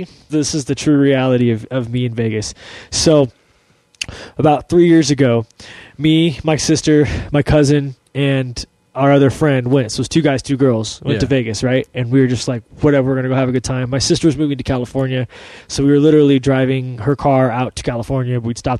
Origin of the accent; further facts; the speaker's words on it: Ireland; Well, I'm Irish, so whiskey just makes me like, yeah